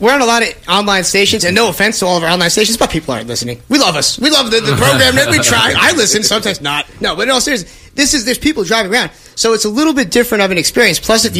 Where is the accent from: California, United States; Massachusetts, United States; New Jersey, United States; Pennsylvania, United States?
Massachusetts, United States; Boston; We're from Boston